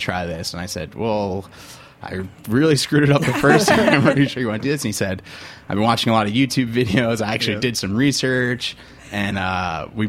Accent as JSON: {"language": "English", "area": "Long Island", "region": "New York", "country": "United States", "also_born_or_lived": "Ann Arbor, Michigan", "said": "I'm from Long Island"}